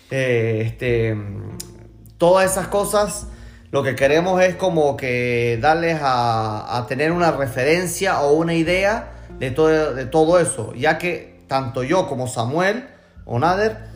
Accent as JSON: {"language": "Spanish", "area": "Gocho", "region": "Venezuelan Andes", "country": "Venezuela", "moved": "yes", "lives_now": "Spain", "said": "somos gochos los tres. Pero bueno, este... Con orgullo. Con, orgullo desde acá de España."}